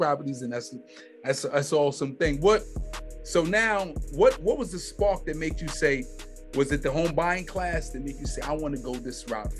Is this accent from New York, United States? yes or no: yes; New York, United States; originally, I'm from New York, right?